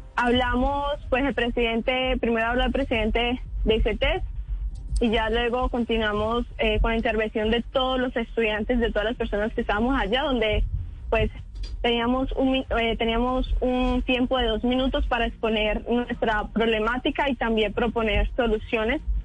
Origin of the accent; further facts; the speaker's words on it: San Rafael, Antioquia, Colombia; now in Montería, Colombia; Soy de San Rafael, Antioquia, cerca de Guatapé, pero vivo aquí en Montería ya hace nueve años.